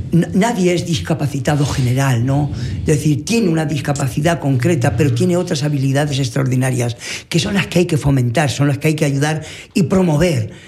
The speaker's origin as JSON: {"language": "Spanish", "town": "Dolores", "region": "Valencian Community", "country": "Spain", "tie": "born or raised there", "moved": "yes", "said": "mi pueblo Dolores"}